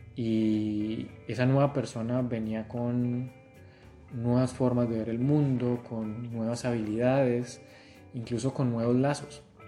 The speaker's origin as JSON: {"language": "Spanish", "town": "Tuluá", "region": "Valle del Cauca", "country": "Colombia", "also_born_or_lived": "Argentina", "moved": "as an adult", "said": "yo soy de Tuluá"}